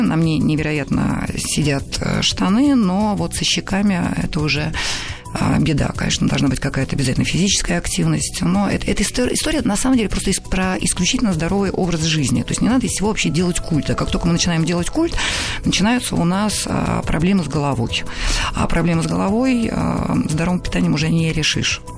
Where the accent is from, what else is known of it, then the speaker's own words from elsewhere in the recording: Saint Petersburg, Russia; also born or lived in Odessa; город Ленинград, где я жила, росла